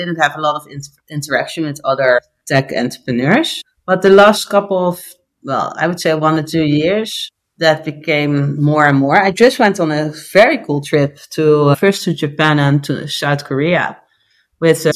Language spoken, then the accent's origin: English; Curaçao; now in Netherlands; I'm born and raised in Curaçao